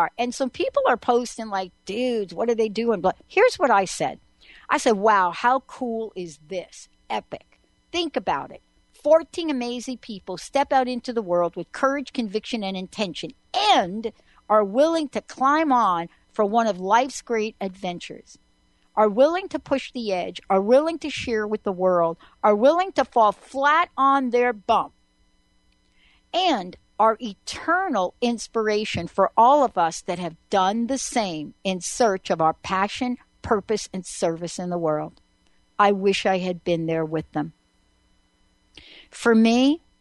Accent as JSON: {"language": "English", "region": "New York", "country": "United States", "tie": "born or raised there", "said": "I grew up in New York"}